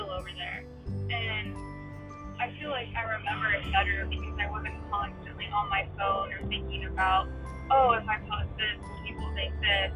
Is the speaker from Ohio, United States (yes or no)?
yes; Ohio, United States